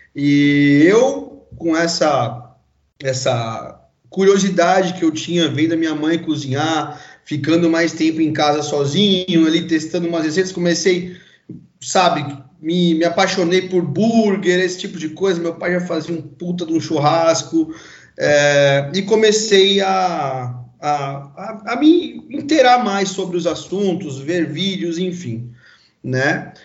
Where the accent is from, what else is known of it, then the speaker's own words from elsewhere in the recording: São Paulo, Brazil; sou paulista, nascido aqui em São Paulo mesmo